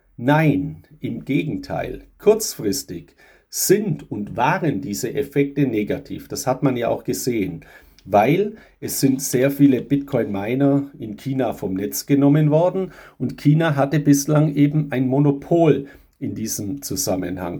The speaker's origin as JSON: {"language": "German", "country": "Germany", "said": "bei uns in Europa, gerade in Deutschland"}